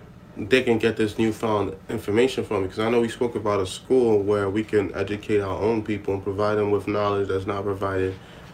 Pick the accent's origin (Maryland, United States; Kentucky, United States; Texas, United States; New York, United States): New York, United States; New York City; we grew up in Canarsie. We've been here for a while. We moved out